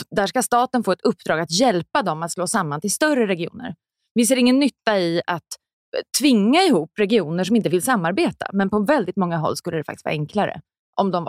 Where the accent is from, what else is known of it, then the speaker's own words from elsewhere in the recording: Sweden; born there; vi ändå haft rätt till abort sen innan jag föddes i Sverige.